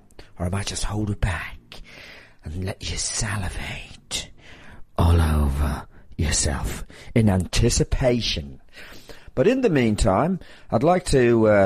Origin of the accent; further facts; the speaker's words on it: Ireland; I'm Irish